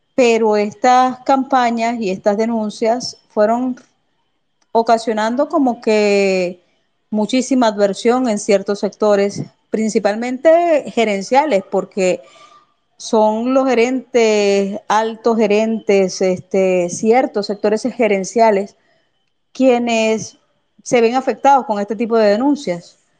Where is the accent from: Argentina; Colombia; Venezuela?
Venezuela; nosotros somos venezolanos, vivimos bajo una misma patria